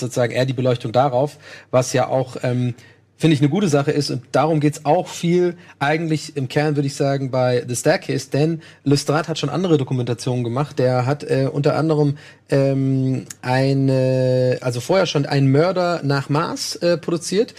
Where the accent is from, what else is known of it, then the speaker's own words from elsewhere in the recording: Germany; als Deutsche